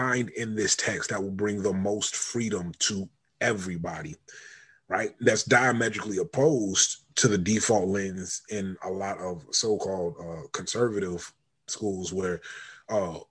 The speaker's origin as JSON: {"language": "English", "country": "United States", "tie": "born or raised there", "said": "me growing up in the United States of America"}